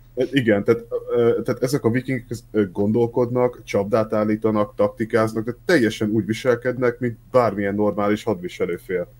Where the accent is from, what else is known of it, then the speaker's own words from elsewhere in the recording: Szeged, Csongrád-Csanád, Hungary; accent: ö-ző (Szeged); szegediek vagyunk, mert nem nagyon őzünk így a családba, de hát azért párszor kijön